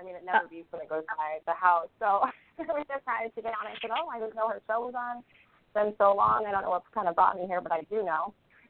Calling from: Rhode Island, United States; I am calling in from Rhode Island.

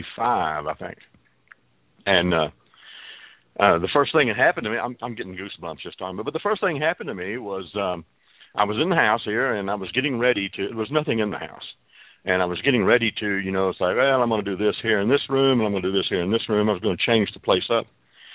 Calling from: Fort Worth, Texas, United States; I'm calling from Fort Worth, Texas.

